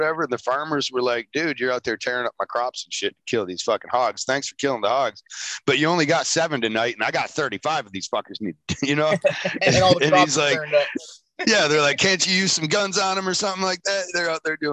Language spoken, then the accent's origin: English; Michigan, United States; I'm from Michigan